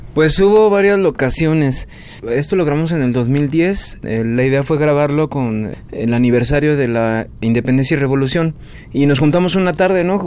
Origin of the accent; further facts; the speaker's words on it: Mexico; tú como mexicano